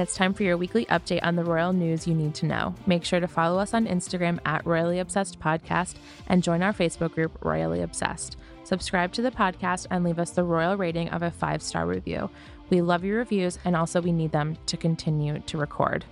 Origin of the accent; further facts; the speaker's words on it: United States; as an American